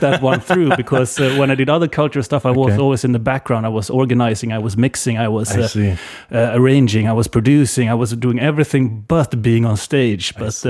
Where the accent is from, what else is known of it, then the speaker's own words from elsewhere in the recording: Varberg, Halland County, Sweden; also born or lived in Tångaberg; I was born in outside of Varberg, and spent my first 12 years in a place called Tångaberg. It's 6 kilometers outside of town. So yeah, basically in or around Varberg my entire life.